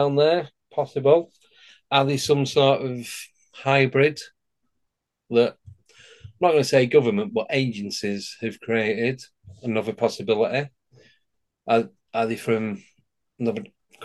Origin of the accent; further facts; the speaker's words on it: Manchester, North West England, United Kingdom; when I was growing up in Manchester back in the early 80s